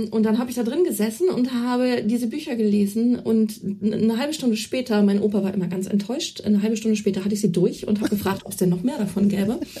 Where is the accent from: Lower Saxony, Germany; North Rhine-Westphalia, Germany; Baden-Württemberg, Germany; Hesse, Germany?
Lower Saxony, Germany; Celle; durch die, die Kinderabteilung, Jugendbuchabteilung der Bibliothek in Celle, wo ich herstamme